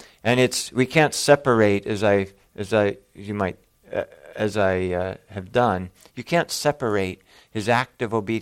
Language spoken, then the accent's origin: English; Bismarck, North Dakota, United States; the hospital I was born in Bismarck, North Dakota